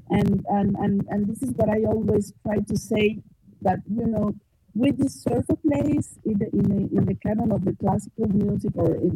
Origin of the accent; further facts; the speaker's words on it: Mexico City, Mexico; I'm a Mexican composer. I grew up in Mexico City, and I eat tacos and I eat tortilla, and this is part of my culture.